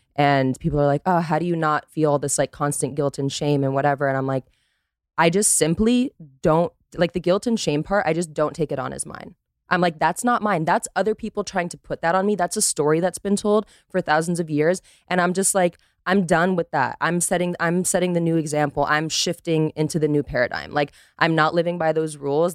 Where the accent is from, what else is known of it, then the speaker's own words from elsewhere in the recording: Costa Rica; born and raised in Costa Rica, American father, Dutch mother